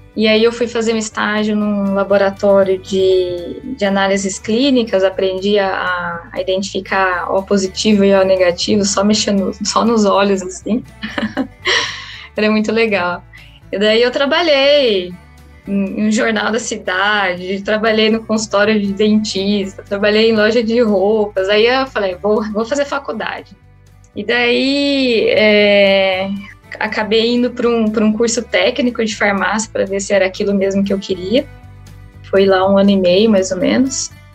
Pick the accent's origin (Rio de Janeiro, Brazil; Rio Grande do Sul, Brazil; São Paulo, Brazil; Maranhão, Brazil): São Paulo, Brazil; Avaré; eu sou originalmente, eu vim lá de Avaré, no interior de São Paulo